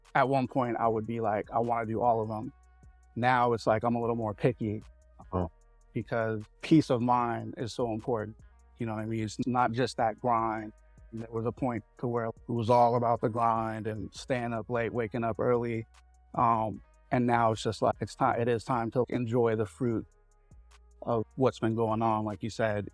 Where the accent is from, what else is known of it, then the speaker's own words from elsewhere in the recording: San Francisco, California, United States; was born and raised in San Francisco in my early years.